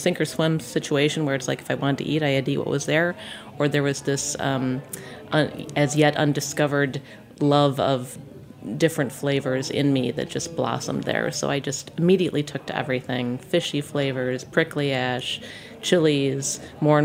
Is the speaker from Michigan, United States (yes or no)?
yes; Michigan, United States; also born or lived in Malaysia / Piedmont, Italy; now in Italy; I grew up in the Midwest, as you noted, in Michigan, 1970s childhood